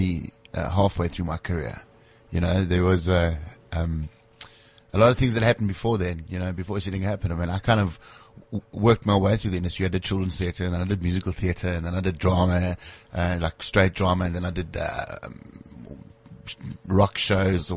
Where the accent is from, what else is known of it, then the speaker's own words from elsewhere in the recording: Springs, Gauteng, South Africa; also born or lived in Brakpan, South Africa; I was born in a very, very small town called Brakpan. Lived there until the age of 6 years old. And then my mom moved to Springs and lived there until I was 17.